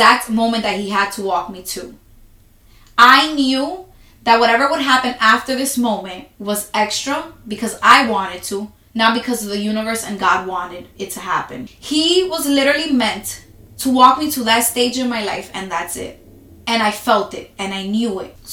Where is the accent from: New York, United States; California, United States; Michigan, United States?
New York, United States; New York City; I'm from New York City